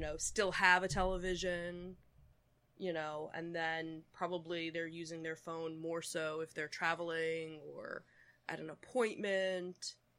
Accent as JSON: {"language": "English", "town": "Philadelphia", "region": "Pennsylvania", "country": "United States", "said": "we are from the Philadelphia region"}